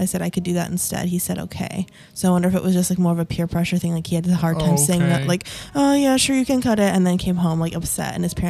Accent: Maramureș County, Romania; moved away; Now, I'm originally from Romania, from a region called Maramures.

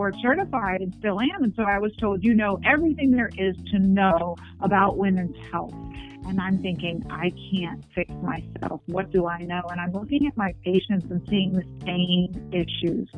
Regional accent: New York City, New York, United States; I was born and raised in Manhattan

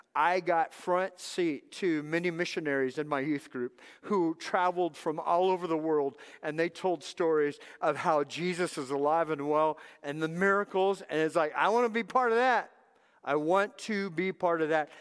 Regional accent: Southern California, United States; moved away; also born or lived in Texas; I was raised in Southern California.

